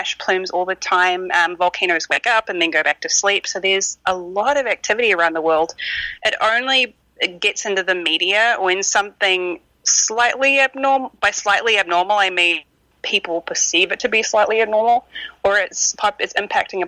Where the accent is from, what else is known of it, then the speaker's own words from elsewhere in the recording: New Zealand; moved away; I grew up in New Zealand, so growing up around volcanoes